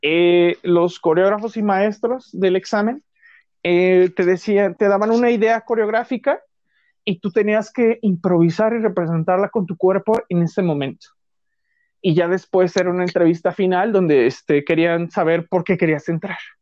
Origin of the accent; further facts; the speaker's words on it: Mexico City, Mexico; also born or lived in Guerrero; yo soy de la Ciudad de México, y este, solo que mis papás les ofrecieron un trabajo muy bueno en Guerrero y viví seis años en Guerrero nada más, de los, de, como de un año hasta los cinco. O sea, fue poquito tiempo. Y ya de ahí, pues me vine aquí a la Ciudad de México. Y ya toda mi vida ha sido en la Ciudad de México